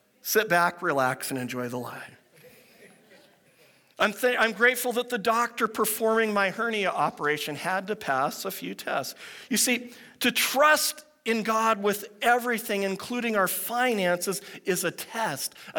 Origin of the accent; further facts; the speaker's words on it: Pacific Northwest, United States; I grew up in the Pacific Northwest